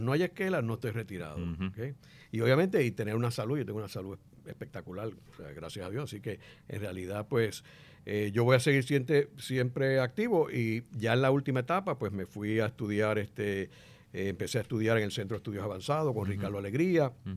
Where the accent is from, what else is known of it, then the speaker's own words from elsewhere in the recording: Puerto Rico; la perspectiva mía de Puerto Rico